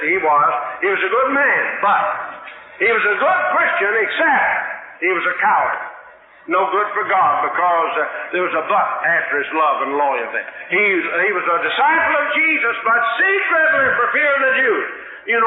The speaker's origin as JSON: {"language": "English", "region": "West Texas", "country": "United States", "tie": "born or raised there", "said": "I grew up out in West Texas"}